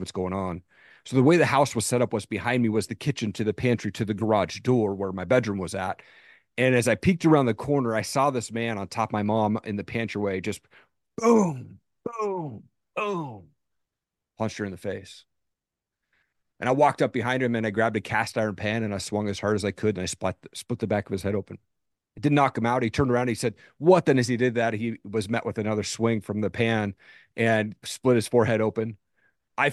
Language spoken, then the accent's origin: English; Tri-Cities, Washington, United States; Yeah, I grew up in Eastern Washington, a place called Tri-Cities.